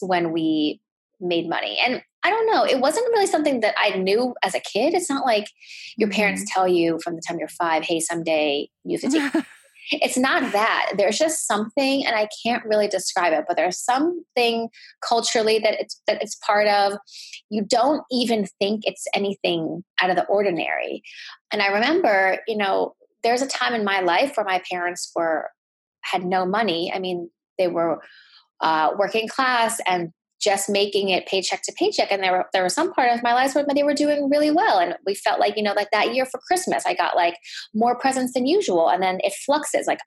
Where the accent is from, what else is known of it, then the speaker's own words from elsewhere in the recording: United States; my parents are from Thailand and I was born in the States. And so having grown up with an Asian background and with immigrant parents